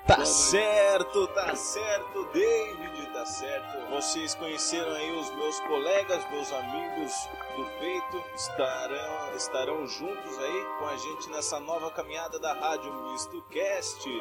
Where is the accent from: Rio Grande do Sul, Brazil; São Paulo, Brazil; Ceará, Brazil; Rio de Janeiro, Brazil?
São Paulo, Brazil; sou brasileiro, sou paulista, moro em Sete Barras